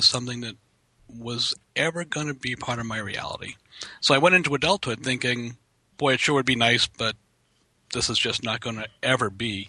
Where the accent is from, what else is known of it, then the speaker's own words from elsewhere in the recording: Boston, Massachusetts, United States; And that's because I grew up in Boston. Hmm. Now, you know what the wildlife is like in Boston.